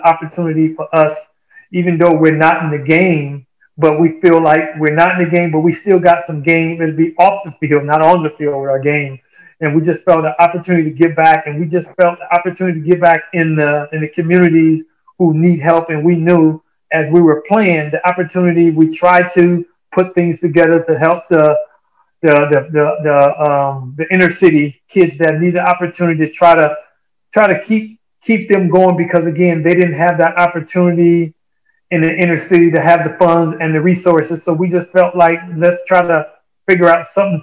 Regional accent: Chicago, Illinois, United States; Chicago, I grew up in that area

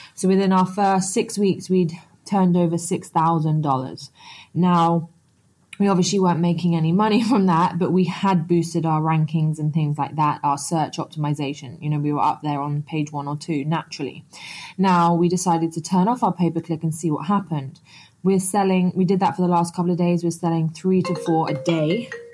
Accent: Antigua & Barbuda; I'm actually from Antigua in the Caribbean

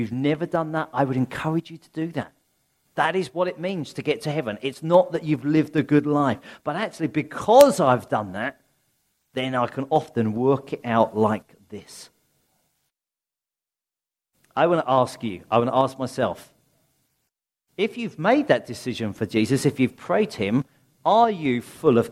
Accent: Sussex, South East England, United Kingdom; I'm a country bumpkin, really. I come from Sussex. There's sheep everywhere in Sussex

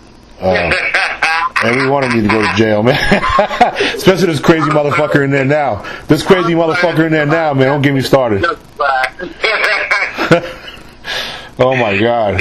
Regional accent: New York, United States; I was born and raised in New York

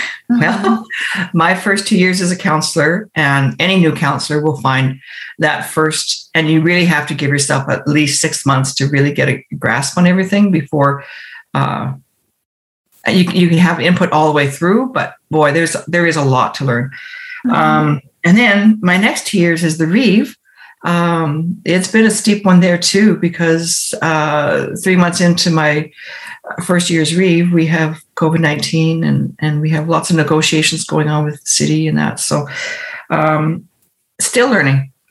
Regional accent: Camrose County, Alberta, Canada; I have grew up, both of us, in the county in two separate communities

